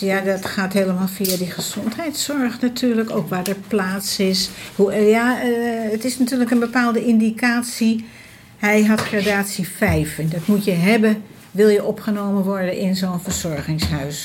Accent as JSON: {"language": "Dutch", "town": "Amsterdam", "region": "North Holland", "country": "Netherlands", "moved": "as an adult", "lives_now": "Almere, Netherlands", "said": "we blijven echt wel, eh, wel Amsterdammers"}